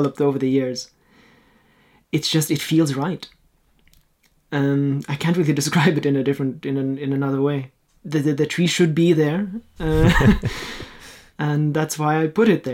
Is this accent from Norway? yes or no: yes; Norway; first language Norwegian; English is a second language; also born or lived in Austria / Australia / Germany; I was born in Austria, but we moved here when I was 4 to Norway, and then I lived here until I was 19. So I grew up in Norway.